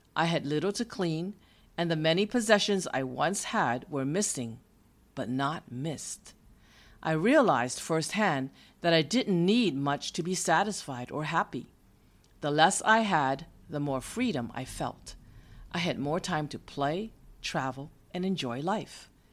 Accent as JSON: {"language": "English", "region": "East Coast", "country": "United States", "tie": "born or raised there", "also_born_or_lived": "California", "moved": "as an adult", "said": "From my hometown on the East Coast, the nineteen-year-old me flew to the West Coast, three thousand miles away from where I grew up."}